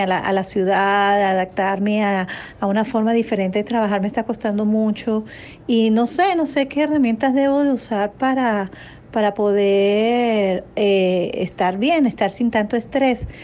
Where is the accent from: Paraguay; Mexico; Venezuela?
Venezuela; moved away as an adult; now in Miami, United States; soy de Venezuela y bueno, aquí en la ciudad, eh, Miami que estoy, que acabo de llegar